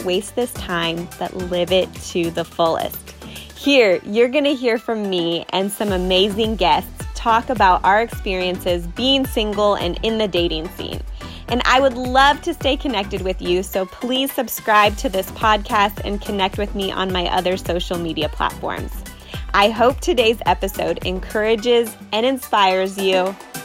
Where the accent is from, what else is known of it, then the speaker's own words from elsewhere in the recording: Iowa, United States; I'm from Iowa